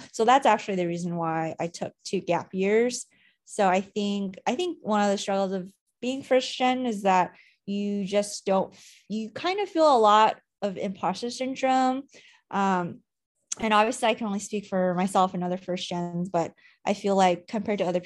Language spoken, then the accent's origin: English; Anaheim, California, United States; moved away as an adult; now in Virginia, United States; I'm actually originally from Anaheim, California, which is where Disneyland is